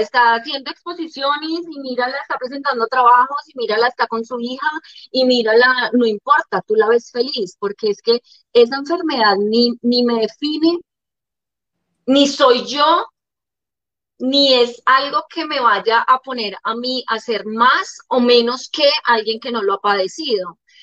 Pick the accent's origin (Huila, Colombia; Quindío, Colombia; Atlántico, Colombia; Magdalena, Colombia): Quindío, Colombia; Armenia; moved away as an adult; also born or lived in Líbano, Tolima / Bogotá / Medellín / Cartagena; yo nazco en el Líbano, Tolima, en el año 85. Soy la menor de tres mujeres. Eh, mi papá y mi mamá deciden salir del Líbano a buscar mejores proyectos de vida y llegamos a la ciudad de Armenia. Ahí estoy alrededor, pues termino todo mi bachillerato